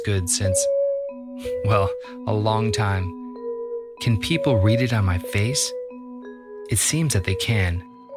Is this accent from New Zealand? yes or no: no; Libertyville, Illinois, United States; I grew up in Libertyville, Illinois, which is about 35, 40 miles north of the city of Chicago